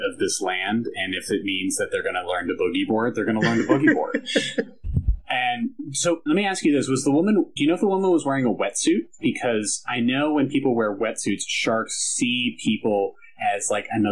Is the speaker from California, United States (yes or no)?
yes; near San Francisco, California, United States; moved away; growing up near San Francisco